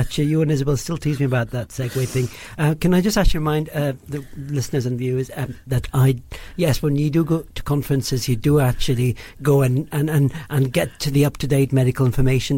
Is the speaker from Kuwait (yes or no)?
yes; Kuwait; moved away as an adult; also born or lived in Karachi, Pakistan; now in United Kingdom; I did all my sort of schooling in Kuwait, born brought up there